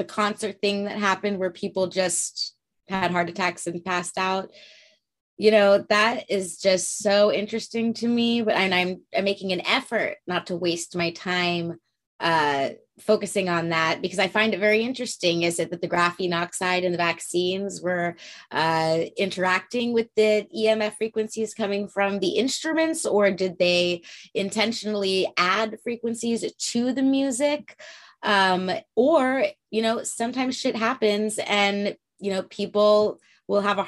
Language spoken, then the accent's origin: English; Santa Barbara, California, United States; there was a statue that I grew up with in Santa Barbara